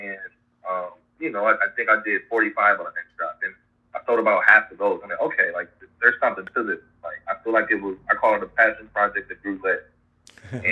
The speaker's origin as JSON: {"language": "English", "region": "Ohio", "country": "United States", "moved": "as an adult", "lives_now": "St. Petersburg, United States", "said": "I'm from Ohio originally, and now I live in St. Petersburg, Florida."}